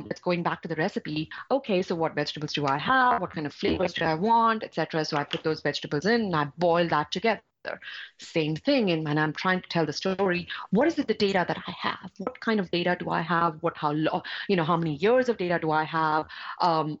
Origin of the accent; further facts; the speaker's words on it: India; I'm coming from India.